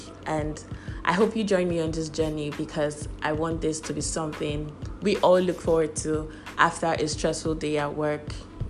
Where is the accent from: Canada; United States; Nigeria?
Nigeria; young Nigerians